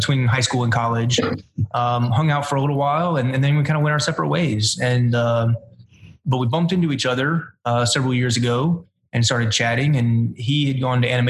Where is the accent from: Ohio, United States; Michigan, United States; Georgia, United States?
Georgia, United States; Savannah; I'm from Savannah. Grew up around here